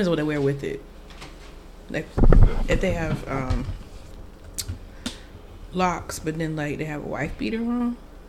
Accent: Florida, United States; Yeah, Florida, I'm from Florida too.

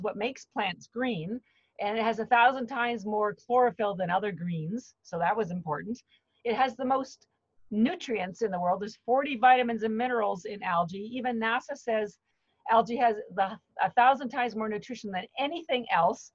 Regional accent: Canada; moved away as an adult; now in Boston, United States; I'm actually Canadian, but I've lived in Boston for the last 30 years

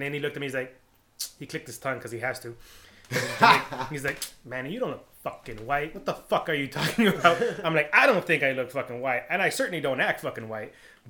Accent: California, United States; also born or lived in Germany; I'm from California." And they take a pause and they're like, "Nah, but where are you from?" And I'm like, "I'm Mexican, bro."

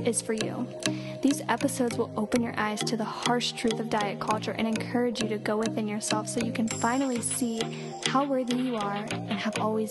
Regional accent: Ohio, United States; I'm from Ohio

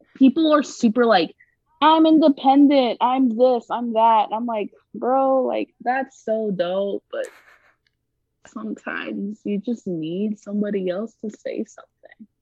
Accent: Greenville, South Carolina, United States; growing up in Greenville, South Carolina, mm-hmm. which is an upper middle class, predominantly white city

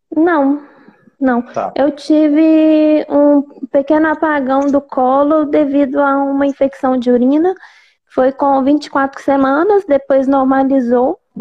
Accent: Belo Horizonte, Minas Gerais, Brazil; Sou de BH

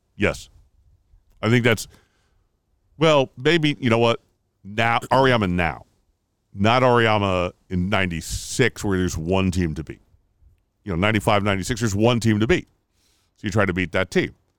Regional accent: Connecticut, United States; we're from Connecticut

